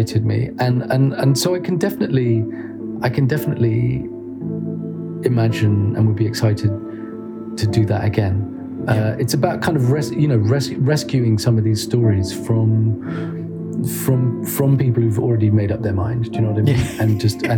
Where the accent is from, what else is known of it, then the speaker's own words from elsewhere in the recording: United Kingdom; I'm a British journalist